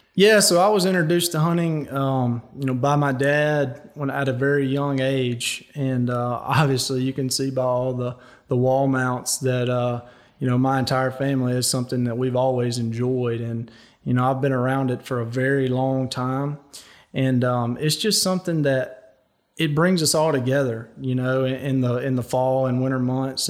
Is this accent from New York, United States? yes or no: no; Louisiana, United States; I chose to go play for my home state school, the L S U Tigers